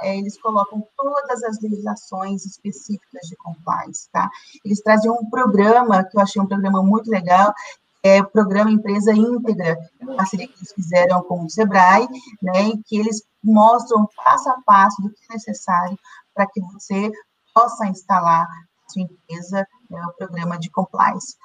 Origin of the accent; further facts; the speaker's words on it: Brazil; Nós que somos brasileiros